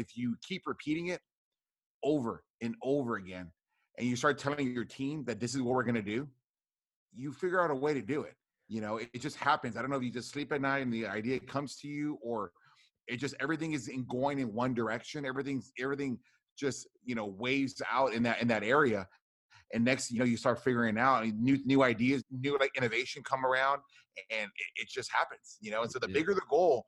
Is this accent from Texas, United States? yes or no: yes; Rio Grande Valley, deep South Texas, United States; born or raised there